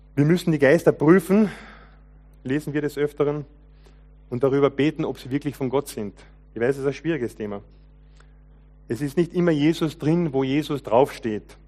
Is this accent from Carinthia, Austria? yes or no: yes; Lower Carinthia, Austria; Ich bin ja als junger Mensch aufgewachsen im Kärntner Unterland, zweisprachiges Gebiet